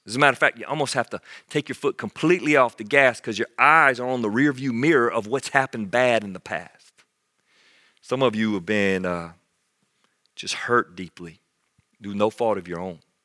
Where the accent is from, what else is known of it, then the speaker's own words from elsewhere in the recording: United States; as an American Christian